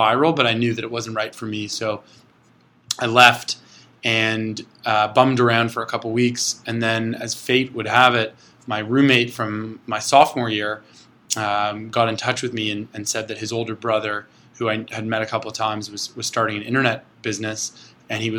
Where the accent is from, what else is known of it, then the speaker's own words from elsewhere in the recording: Toronto, Ontario, Canada; I was born and raised in Toronto